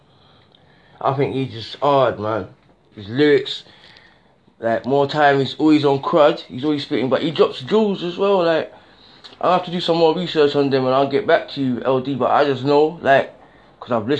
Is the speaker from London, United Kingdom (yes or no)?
yes; London, United Kingdom; I'm from the South